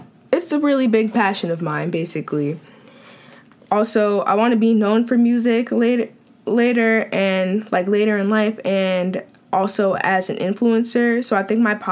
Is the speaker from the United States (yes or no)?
yes; Long Island, New York, United States; I'm from Long Island, New York, born and still being raised here